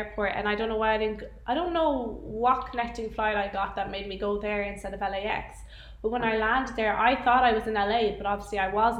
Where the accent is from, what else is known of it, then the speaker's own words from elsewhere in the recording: Oranmore, Connacht, Ireland; moved away as an adult; also born or lived in Limerick; now in Los Angeles, United States; I was born and raised in Galway, mostly in Oranmore. And then I went to university to be a teacher in Limerick.